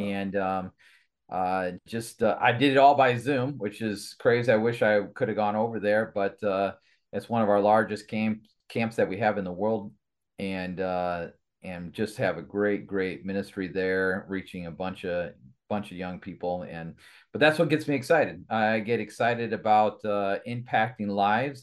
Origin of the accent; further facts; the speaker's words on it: Kalamazoo, Michigan, United States; moved away as an adult; also born or lived in Sturgis, Michigan / Allegan, Michigan; grew up in the Kalamazoo area